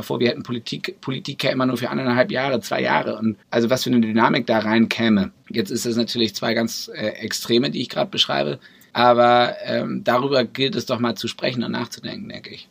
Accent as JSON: {"language": "German", "town": "Braunschweig", "region": "Lower Saxony", "country": "Germany", "tie": "born or raised there", "also_born_or_lived": "Brussels / Berlin", "said": "meine Heimatstadt, in der ich groß geworden bin, der ich unglaublich viel zu verdanken habe. Schule, äh, Kindergarten, Musikschule"}